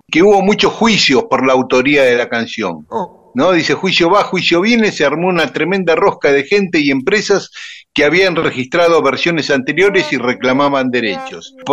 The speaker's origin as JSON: {"language": "Spanish", "country": "Paraguay", "accent": "Guaraní", "lives_now": "New York, United States", "said": "Y a mí también, que vivo en Nueva York, se me nota mi acento guaraní."}